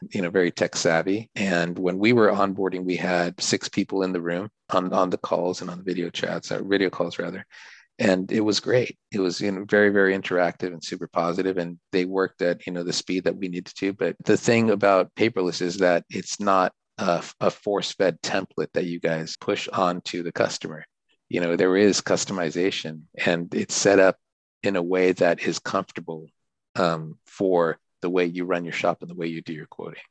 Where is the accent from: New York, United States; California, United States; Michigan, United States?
California, United States; Southern; also born or lived in Japan; I grew up in Southern California, got an economics degree